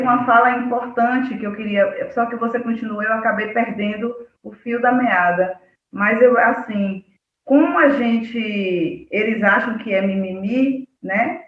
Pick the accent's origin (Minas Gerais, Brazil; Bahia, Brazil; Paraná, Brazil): Bahia, Brazil; Cachoeira; now in Muritiba, Brazil; eu cresci em Cachoeira